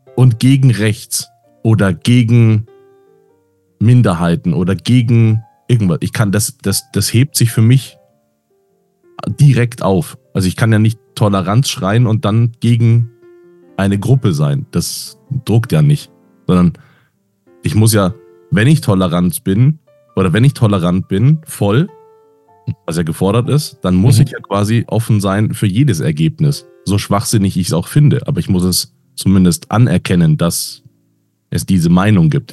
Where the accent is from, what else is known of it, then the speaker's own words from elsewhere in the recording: Munich, Bavaria, Germany; Ich bin ja Münchner